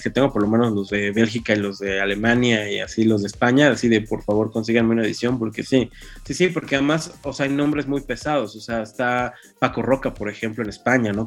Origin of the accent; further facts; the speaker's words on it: Mexico City, Mexico; los dos somos chilangos y estábamos aquí